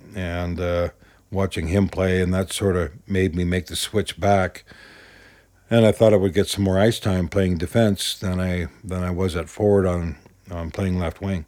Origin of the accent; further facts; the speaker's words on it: Vancouver, British Columbia, Canada; moved away; I grew up in East Vancouver